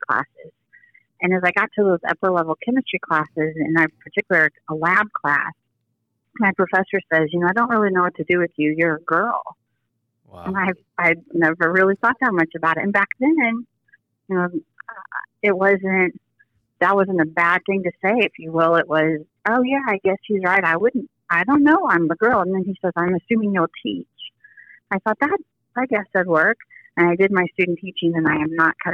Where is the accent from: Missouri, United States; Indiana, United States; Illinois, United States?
Missouri, United States; Kansas City; also born or lived in Kirksville, Missouri; I was born and raised in Kansas City